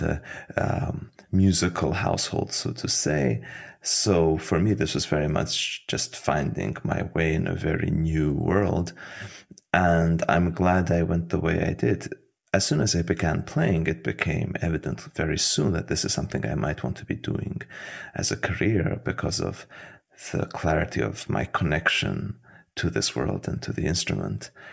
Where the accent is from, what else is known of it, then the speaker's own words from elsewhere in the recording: Budapest, Hungary; moved away as an adult; also born or lived in Tbilisi, Georgia / Vienna, Austria / Florence, Italy / Berlin, Germany; now in United States; I was born in Tbilisi, in Georgia. And oh, soon after, my parents moved to Hungary, to Budapest, which is where I grew up